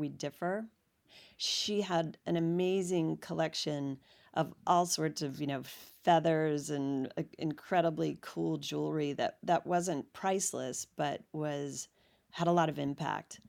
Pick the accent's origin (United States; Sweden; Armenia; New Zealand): United States; Washington, District of Columbia; now in Los Angeles, United States; I grew up in Washington, D C